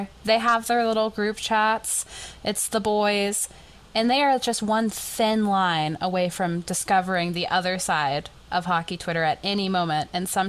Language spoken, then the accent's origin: English; the South, United States; I just, as a Southerner